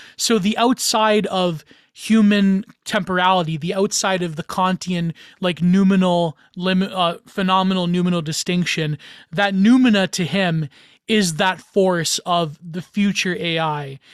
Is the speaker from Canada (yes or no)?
yes; Canada; I'm Canadian